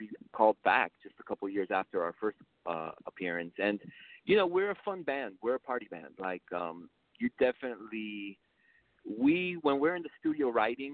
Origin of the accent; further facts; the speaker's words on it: Miami, Florida, United States; first language Spanish; English is a second language; I was born here in Miami